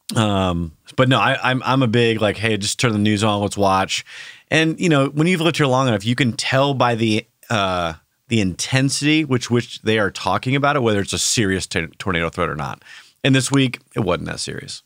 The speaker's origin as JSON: {"language": "English", "region": "Iowa", "country": "United States", "tie": "born or raised there", "moved": "yes", "lives_now": "Oklahoma, United States", "said": "I grew up in Iowa, so we, we have, it's basically Oklahoma North"}